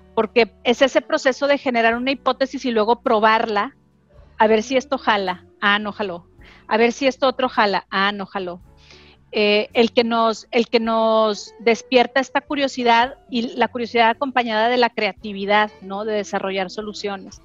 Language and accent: Spanish; Torreón, Coahuila, Mexico; moved away; yo crecí en Torreón, como tú, bien sabes, en, una familia muy tradicional